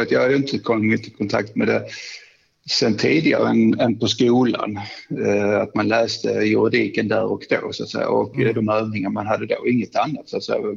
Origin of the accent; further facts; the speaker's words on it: Skåne, Sweden; Jag kom upp där ner från Skåne och den omgivningen där, naturskönt och sen en massa goa klasskamrater.